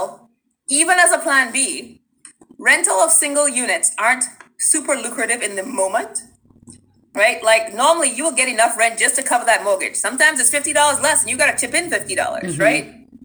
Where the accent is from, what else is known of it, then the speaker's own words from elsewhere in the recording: Trinidad & Tobago; moved away; growing up in Trinidad